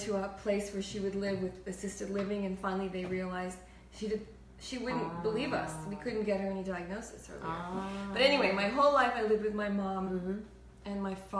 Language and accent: English; El Paso, Texas, United States; born there; We moved to El Paso, Texas, where I learned Spanish fluently. I was born in El Paso.